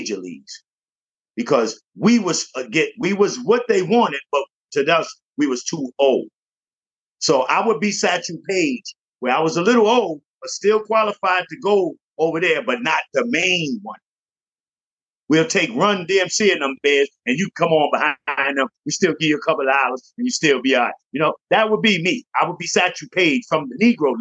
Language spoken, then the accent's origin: English; Jamaica; moved away; also born or lived in Bronx, New York; I'm from Jamaica